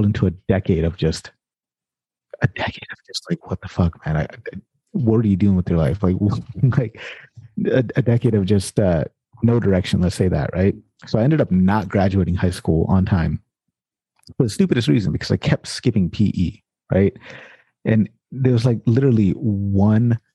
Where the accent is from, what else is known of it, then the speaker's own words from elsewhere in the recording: Sacramento, California, United States; I grew up in Sacramento, South Sacramento, California